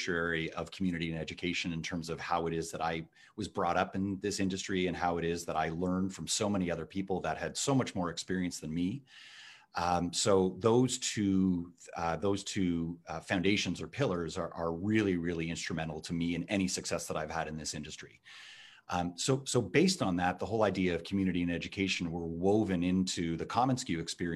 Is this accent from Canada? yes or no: yes; Toronto, Ontario, Canada; accent: Canadian; You can tell from my accent that I am from Canada. So very, very proud to be from Canada and right here in Toronto, where I was born and now have this thriving business